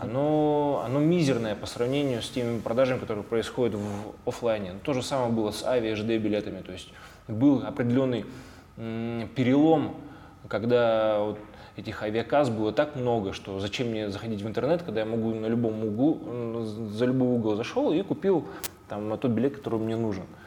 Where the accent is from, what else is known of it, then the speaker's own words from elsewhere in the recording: Tyumen, Tyumen Oblast, Russia; мы находились в Тюмени и Тюменской mm-hmm. области